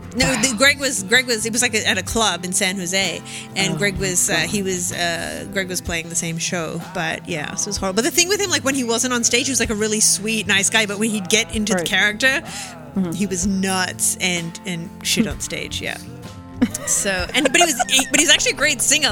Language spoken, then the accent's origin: English; Melbourne, Victoria, Australia; moved away; my hometown